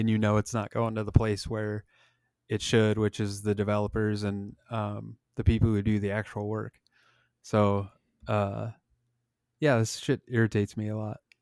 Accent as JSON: {"language": "English", "region": "Nebraska", "country": "United States", "tie": "born or raised there", "said": "growing up in Nebraska"}